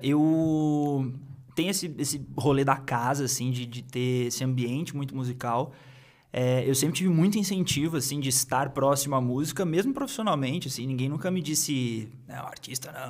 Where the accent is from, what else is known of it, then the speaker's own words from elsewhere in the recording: Cruzeiro, São Paulo, Brazil; moved away; eu sou de, de Cruzeiro